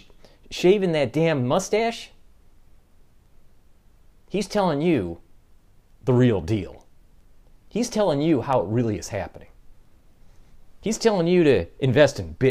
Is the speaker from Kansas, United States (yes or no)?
no; Detroit, Michigan, United States; now in New York, United States; I'm from the Detroit area as an automotive engineer and moved to New York